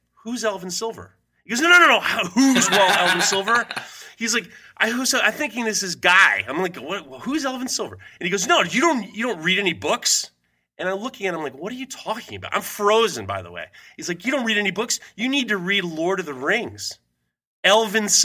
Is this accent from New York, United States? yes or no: yes; New York, United States; I grew up in New York